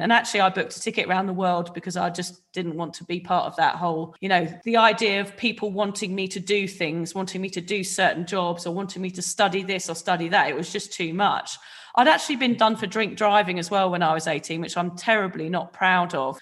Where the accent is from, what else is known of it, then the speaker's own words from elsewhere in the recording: a little village outside Reading, South East England, United Kingdom; I'm from a little village outside Reading. Um, I grew up, you know, in a family where I felt very loved